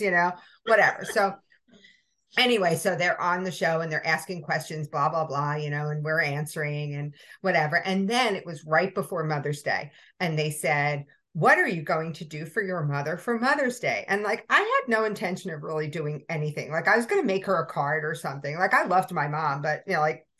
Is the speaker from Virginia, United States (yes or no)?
no; New York City, New York, United States; I grew up in Brooklyn